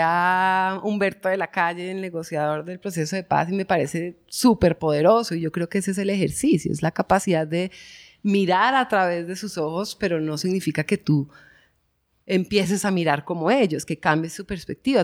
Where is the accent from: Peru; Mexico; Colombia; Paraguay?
Colombia; Bogotá; moved away; also born or lived in Medellín; crecí en Bogotá, pero pues mis ancestros y todos son de acá